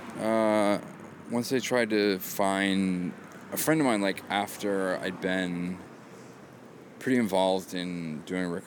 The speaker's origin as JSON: {"language": "English", "region": "Maine", "country": "United States", "moved": "yes", "said": "I'm from Maine"}